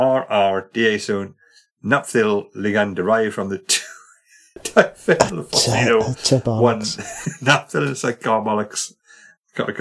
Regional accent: Wales, United Kingdom; I say that as a Welshman

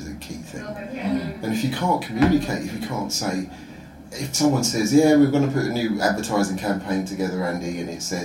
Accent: Croydon, London, United Kingdom; moved away as an adult; now in Sweden; Croydon. It's my hometown

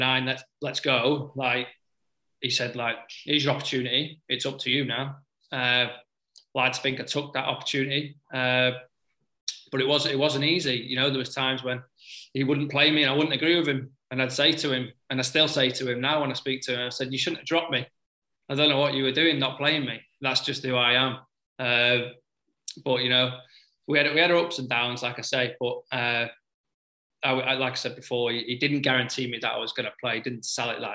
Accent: Stoke-on-Trent, West Midlands, United Kingdom; I'm from Stoke and it's not too far away

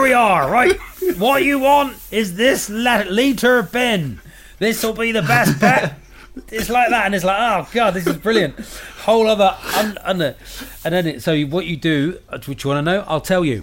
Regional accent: United Kingdom; I'm a British comedian

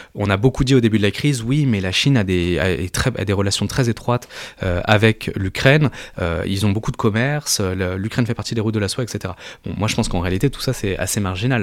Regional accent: France; quand on est français

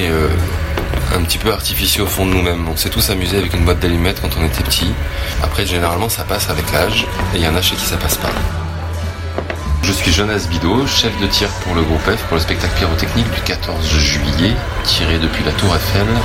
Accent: Brittany, France; Magnifique, on est breton, on est venu

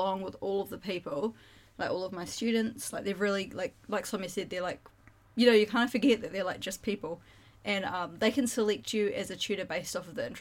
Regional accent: New Zealand; I'm from New Zealand.

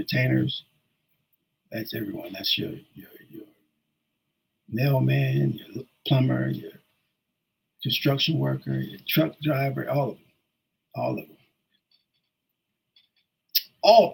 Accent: Ashtabula, Ohio, United States; moved away; I started it back in 1992 in Ashtabula, Ohio. I did that because that's my hometown.

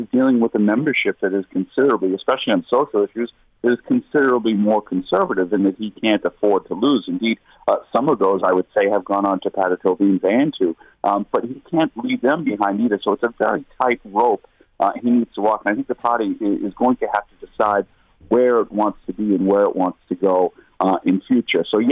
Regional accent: United States; now in Ireland; the politics I grew up with in the United States

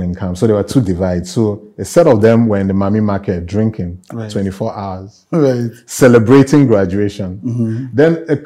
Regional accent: Enugu, Enugu State, Nigeria; moved away as an adult; now in Lagos, Nigeria; I grew up in the Southeast, in Enugu specifically. It's a civil service town.

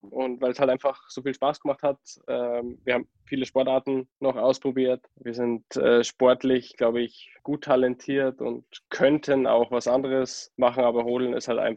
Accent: Berchtesgaden, Bavaria, Germany; ich bin ähm, in Berchtesgaden geboren. Ich habe einen älteren Bruder, der ist zwei Jahre älter als ich und wir sind in Berchtesgaden auf die Grundschule gegangen

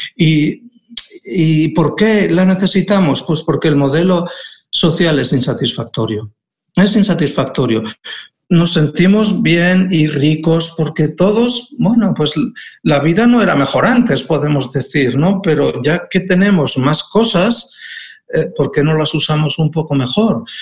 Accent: Aragon, Spain; now in Asturias, Spain; en Aragón, de donde soy

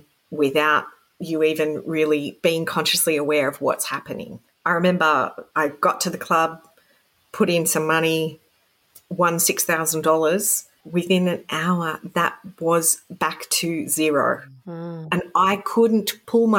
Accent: Sydney, New South Wales, Australia; now in Canberra, Australia; I was growing up in Sydney, which is the pokey capital of the world.

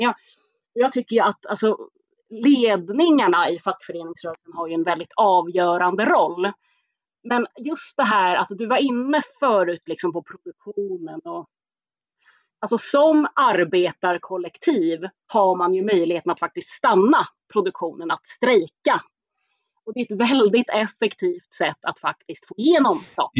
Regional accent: Stockholm, Stockholm County, Sweden; born or raised there

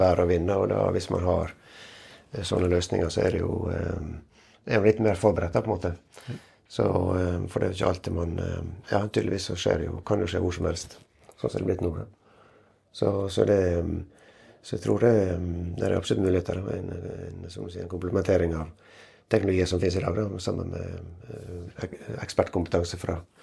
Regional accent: Western Norway, Norway; Jeg er jo fra Vestlandet

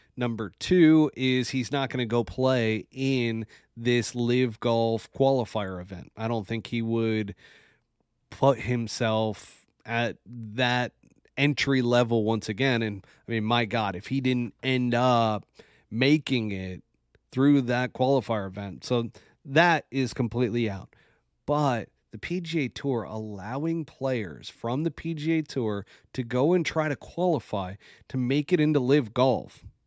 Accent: New York, United States; as a New Yorker

